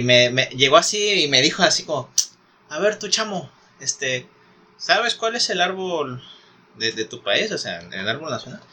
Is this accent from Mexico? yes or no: yes; Mexico